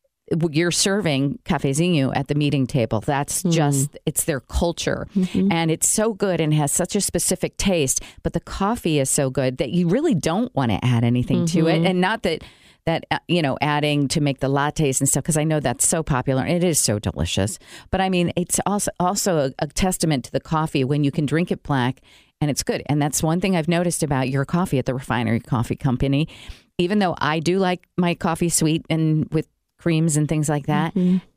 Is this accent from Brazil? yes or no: yes; Brazil; moved away; I grew up in Brazil